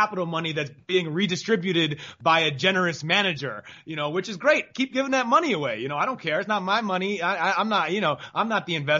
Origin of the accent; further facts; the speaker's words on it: United States; we're American boxing fans, boxing writers.